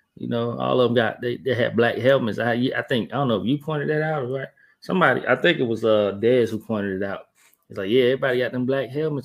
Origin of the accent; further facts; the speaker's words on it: Columbus, Georgia, United States; moved away as an adult; I'm from Columbus, Georgia